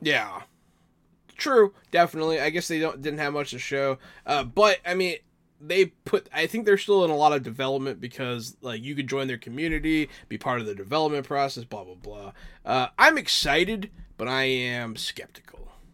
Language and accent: English; Pittsburgh, Pennsylvania, United States; I was born in Pittsburgh